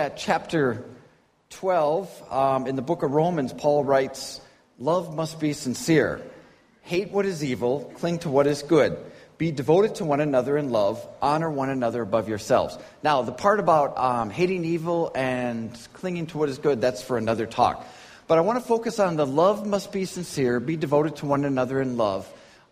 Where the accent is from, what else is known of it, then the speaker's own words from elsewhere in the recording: Minnesota, United States; moved away as an adult; now in Beijing, China; Where I come from, I'm from Minnesota in the United States